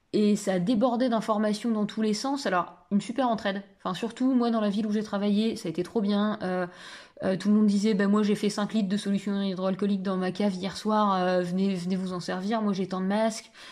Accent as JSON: {"language": "French", "area": "Picardy", "region": "Hauts-de-France", "country": "France", "said": "moi j'étais à la FAEP parce que je suis picarde"}